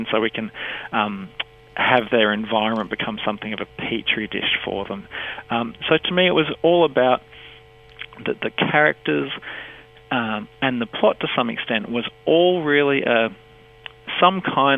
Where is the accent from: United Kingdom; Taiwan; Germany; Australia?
Australia; Sunshine Coast, Queensland; also born or lived in Buderim; I grew up on the Sunshine Coast with resolutely British parents and British siblings